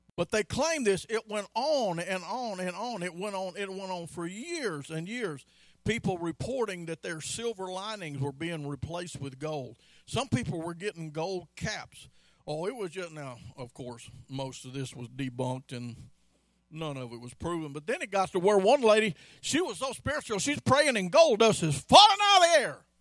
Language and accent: English; Pearl, Mississippi, United States; now in Baytown, United States; When I was a boy growing up in Pearl, Mississippi